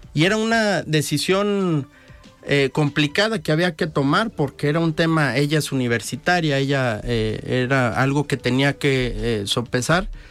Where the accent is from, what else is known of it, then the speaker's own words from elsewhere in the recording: Unión de San Antonio, Jalisco, Mexico; moved away as an adult; also born or lived in Mexico City / Lagos de Moreno; now in Guadalajara, Mexico; Yo soy originario de Unión de San Antonio, Jalisco, aunque actualmente radico